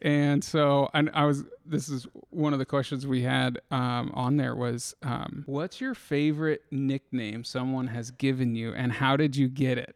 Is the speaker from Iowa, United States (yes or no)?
yes; Indianola, Iowa, United States; also born or lived in Des Moines, Iowa; I grew up around Indianola, but then kinda m, moved into Des Moines